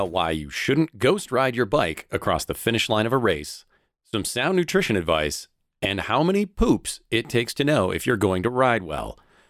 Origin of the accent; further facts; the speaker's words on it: Southern Illinois, United States; I'm actually from Southern Illinois.